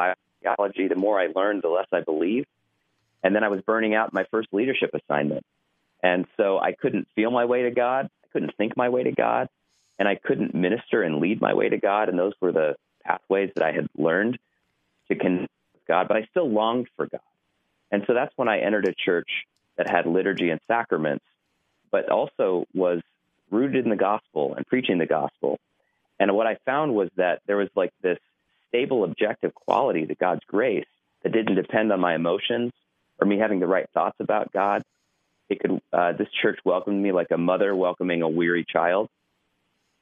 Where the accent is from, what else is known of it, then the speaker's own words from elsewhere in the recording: Ohio, United States; moved away as an adult; also born or lived in Chicago, Illinois; I grew up in Ohio